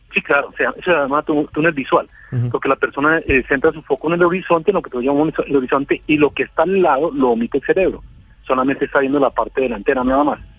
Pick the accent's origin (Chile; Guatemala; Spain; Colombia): Colombia; aquí como unos colombianos